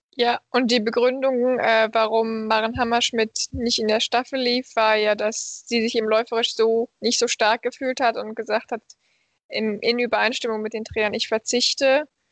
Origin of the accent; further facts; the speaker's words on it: Krefeld, North Rhine-Westphalia, Germany; moved away as an adult; now in Malmö, Sweden; meiner Heimatstadt Krefeldner